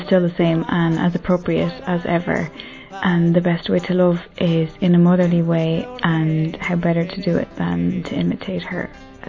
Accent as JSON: {"language": "English", "country": "Ireland", "said": "I'm from Ireland and I'm 26."}